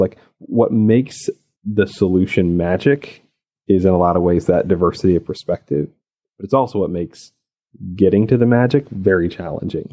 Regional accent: Arkansas, United States; also born or lived in Birmingham, Alabama / out west; now in Atlanta, United States; I grew up in rural Arkansas

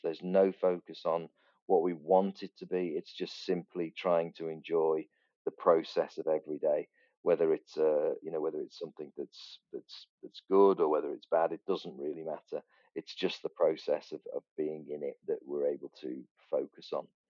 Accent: near Liverpool, North West England, United Kingdom; we grew up near Liverpool

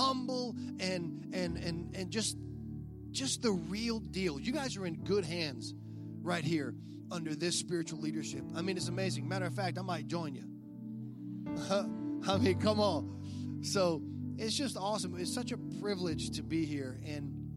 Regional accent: South Louisiana, United States; I'm from South Louisiana

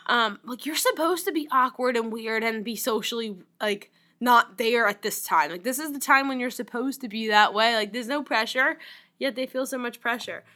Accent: New Orleans, Louisiana, United States; moved away; I grew up in New Orleans, Louisiana

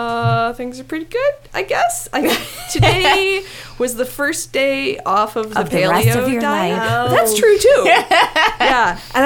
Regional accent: Wisconsin, United States; I'm from Wisconsin.

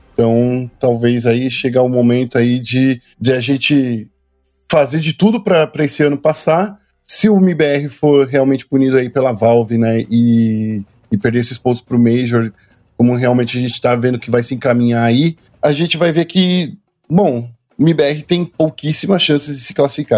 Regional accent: Brazil; A gente é brasileiro

